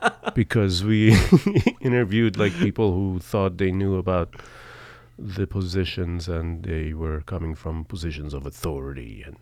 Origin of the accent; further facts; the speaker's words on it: Iran; So I am from Iran.